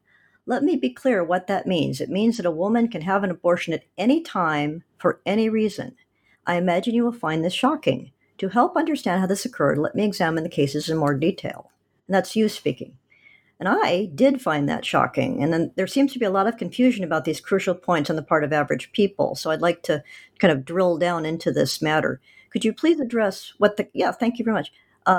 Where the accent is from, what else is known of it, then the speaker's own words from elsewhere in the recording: Oregon, United States; my home state of Oregon.